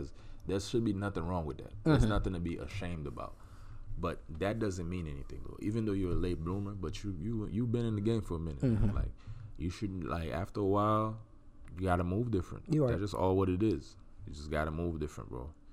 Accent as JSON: {"language": "English", "town": "Miami", "region": "Florida", "country": "United States", "tie": "born or raised there", "moved": "yes", "said": "I grew up in Miami. I'm from Miami"}